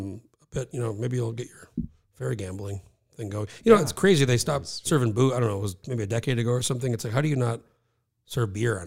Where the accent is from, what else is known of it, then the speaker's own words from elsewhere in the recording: New Mexico, United States; I'm from Mexico, and I lived there 19 years